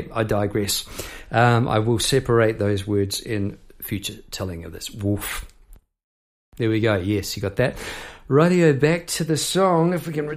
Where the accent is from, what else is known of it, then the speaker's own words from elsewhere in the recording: Palmerston North, Manawatū-Whanganui, New Zealand; moved away; I'd left my hometown, Palmerst North, behind at that stage